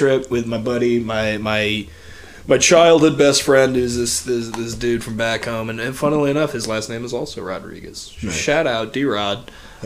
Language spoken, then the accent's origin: English; Midwest, United States; now in Oregon, United States; we're both from the Midwest